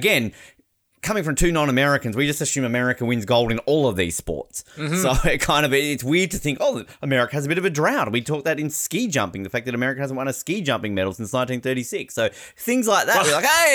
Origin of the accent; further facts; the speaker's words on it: Tasmania, Australia; as a Tasmanian, as an Australian